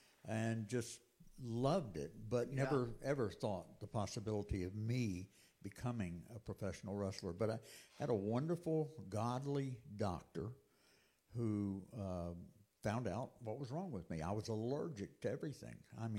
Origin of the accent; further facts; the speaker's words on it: Auburndale, Florida, United States; moved away as an adult; also born or lived in Florala, Alabama / Texas; I was born there, but I was raised in Auburndale, Florida.